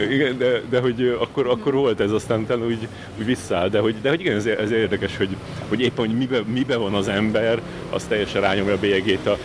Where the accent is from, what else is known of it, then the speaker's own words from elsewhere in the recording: Hungary; nem, magyarok vagyunk, átmegyünk a piroson.